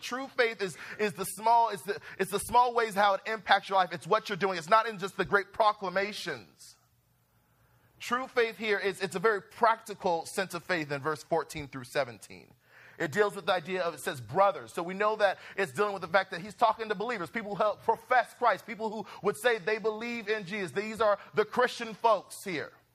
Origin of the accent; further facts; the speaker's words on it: Ventura, California, United States; moved away as an adult; now in Los Angeles, United States; I'm from Ventura, California. You know, raised in a beach town